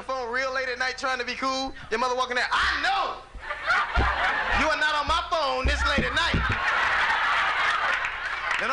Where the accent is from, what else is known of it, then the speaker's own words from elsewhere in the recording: Los Angeles, California, United States; I grew up in Los Angeles in a gang